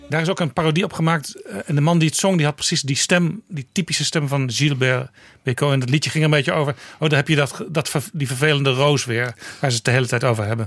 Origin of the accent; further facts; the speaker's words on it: Amsterdam, North Holland, Netherlands; ik als Amsterdammer